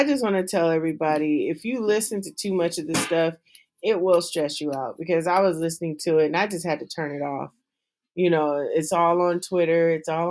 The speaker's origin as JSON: {"language": "English", "region": "California", "country": "United States", "said": "I'm from Cali"}